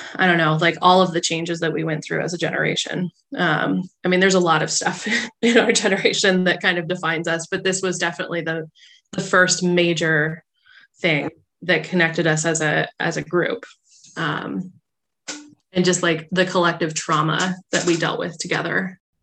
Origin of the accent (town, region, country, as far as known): United States